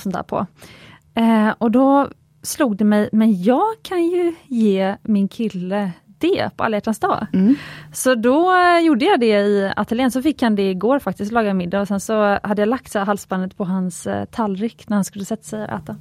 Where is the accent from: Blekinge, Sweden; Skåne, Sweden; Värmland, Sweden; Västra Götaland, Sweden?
Västra Götaland, Sweden; Gothenburg; jag är göteborgare